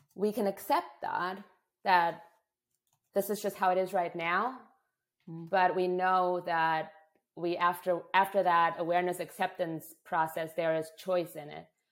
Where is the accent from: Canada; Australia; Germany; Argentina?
Germany; moved away; I'm from Germany originally, a culture that's very right, wrong, black, white, good, bad thinking oriented